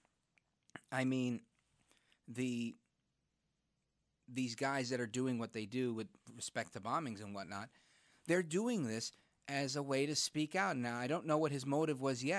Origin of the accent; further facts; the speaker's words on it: New York City, New York, United States; now in New Jersey, United States; I was born in Brooklyn